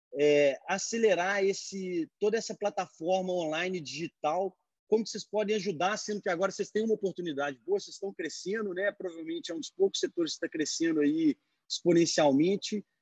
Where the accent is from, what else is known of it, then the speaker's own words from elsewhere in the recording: Brazil; now in United States; Eu falo assim, porque eu sou brasileiro